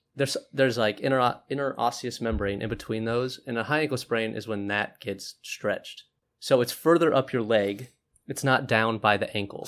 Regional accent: Omaha, Nebraska, United States; I'm from Omaha

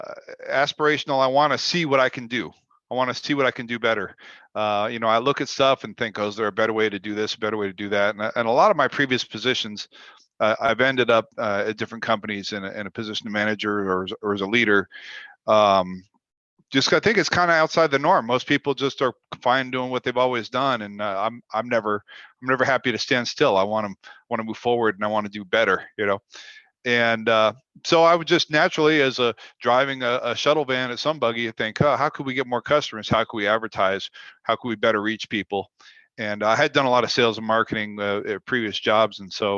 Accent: Toronto, Ontario, Canada; also born or lived in Florida / California / Colorado / Washington; now in Las Vegas, United States; I've lived in previously Florida, California, Colorado, Washington, Montana, and I'm originally from Toronto, Canada.

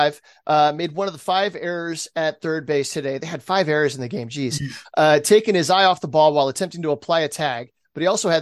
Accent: San Diego, California, United States; I'm from San Diego

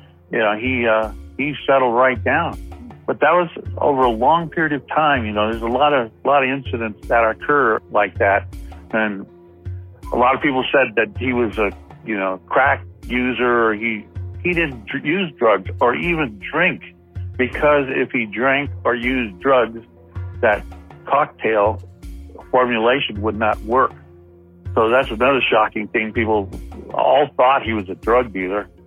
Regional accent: Compton, California, United States; I grew up in Compton.

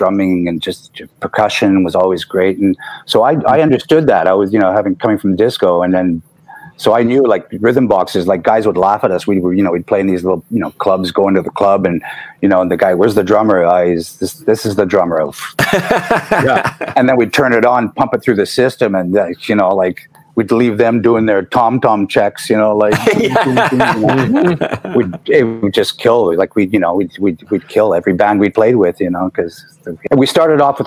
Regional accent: Montreal, Quebec, Canada; also born or lived in Illinois, United States; Good thing about growing up in Montreal was that we got a lot of European influence

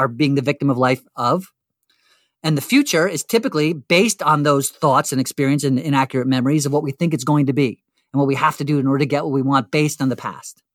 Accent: Western New Jersey, United States; as a teenager, let's say seventeen years growing up in Western New Jersey

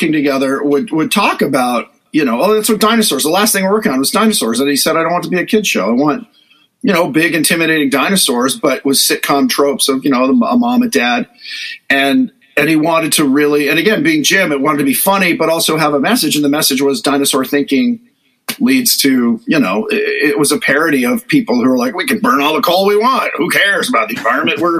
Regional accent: Hollywood, California, United States; growing up in Hollywood, there were bookstores and magazine racks that would carry.

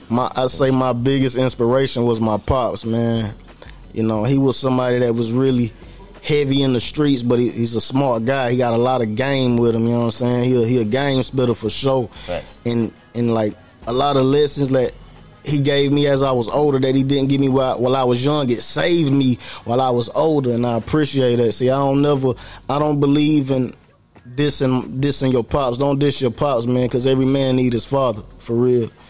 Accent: Norristown, Pennsylvania, United States; born there; also born or lived in North Carolina; I was born in Norristown, Pennsylvania though.

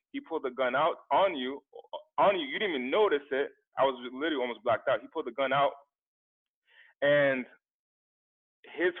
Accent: Central Falls, Rhode Island, United States; now in Los Angeles, United States; I'm from the East Coast in an impoverished area called in an impoverished part of Rhode Island.

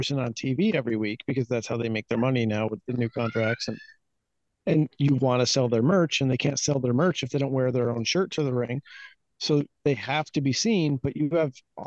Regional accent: Ravena, New York, United States; I grew up in Ravenna, New York, about 20 minutes south of Albany

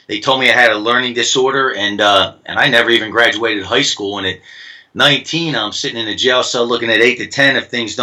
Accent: New Jersey, United States; I'm from Jersey

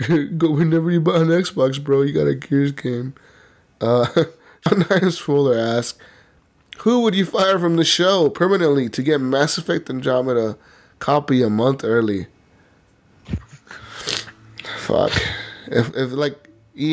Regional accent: Canada; I'm Canadian, I fire nobody, eh?

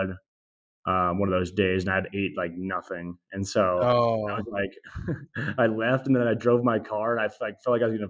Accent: Glasgow, Montana, United States; moved away as an adult; also born or lived in Washington State; It's called Glasgow, Montana.

